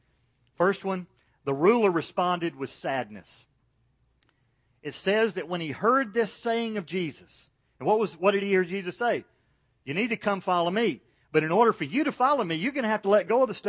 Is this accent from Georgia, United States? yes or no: yes; Macon, Georgia, United States; When I was growing up in Macon, Georgia